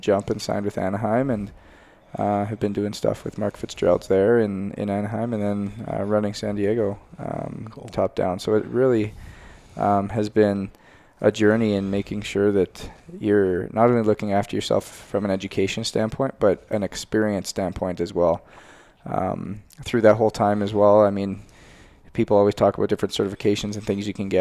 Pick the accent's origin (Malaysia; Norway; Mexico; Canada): Canada; moved away; I'm a Canadian boy